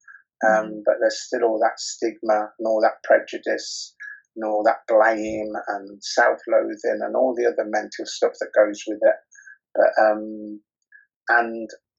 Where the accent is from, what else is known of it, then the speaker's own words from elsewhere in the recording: Rothwell, East Midlands, United Kingdom; also born or lived in Coventry; now in Birmingham, United Kingdom; I'm actually from Northamptonshire, a very small town in Northamptonshire called Rothwell